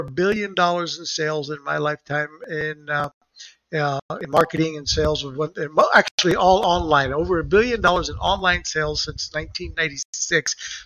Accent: Puerto Rico; moved away as an adult; also born or lived in Texas; now in Florida, United States; So I grew up in Puerto Rico and I had the Mexican restaurants. I'm a Mexican descendant, my mom.

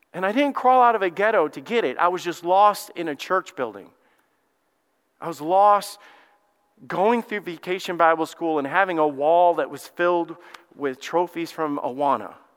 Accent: Alabama, United States; moved away; I'm from Alabama

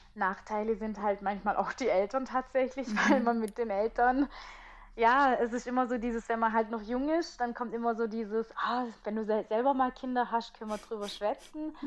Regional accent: Italy; als Italienerin

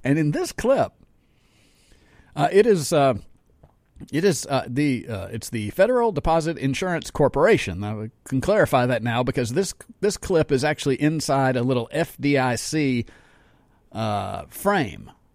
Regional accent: Jackson, Mississippi, United States; I live in Jackson. I grew up in Jackson.

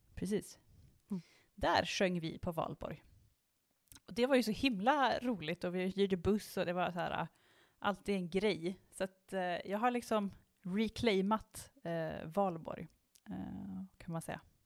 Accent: Strömstad, Västra Götaland, Sweden; när jag växte upp i eh, Strömstad så bodde vi ju liksom utanför Strömstad på, liksom, på landet

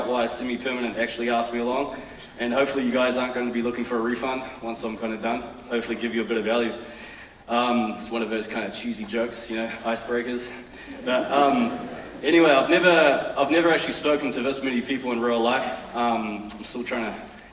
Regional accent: Auckland, New Zealand; I grew up in West Auckland in a modest but entertaining household.

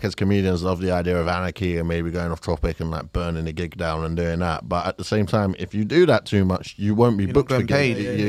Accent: Fulton Heath, London, United Kingdom; I grew up in Fulton Heath, but I wouldn't say that I'm working class.

